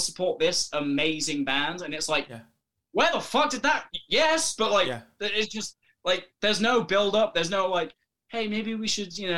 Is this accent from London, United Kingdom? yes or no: no; Welsh, Wales, United Kingdom; I'm also Welsh as well